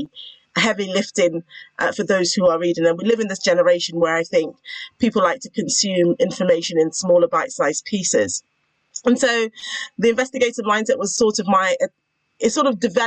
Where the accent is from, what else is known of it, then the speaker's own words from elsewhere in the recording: United Kingdom; I am a lawyer, a British lawyer. So I don't use the term attorney. I'm a British lawyer